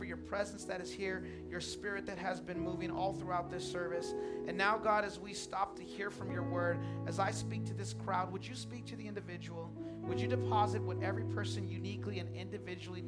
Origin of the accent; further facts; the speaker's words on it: Chula Vista, California, United States; I'm from Chula Vista